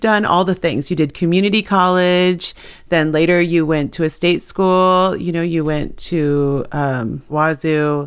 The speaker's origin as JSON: {"language": "English", "area": "Swinomish and Tulalip tribes", "region": "Washington", "country": "United States", "said": "I'm from the Swinomish and Tulalip tribes."}